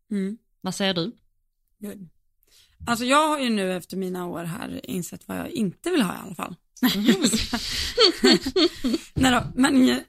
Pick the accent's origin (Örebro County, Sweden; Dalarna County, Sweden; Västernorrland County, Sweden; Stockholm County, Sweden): Dalarna County, Sweden; Falun; Men jag är från Falun, born and raised.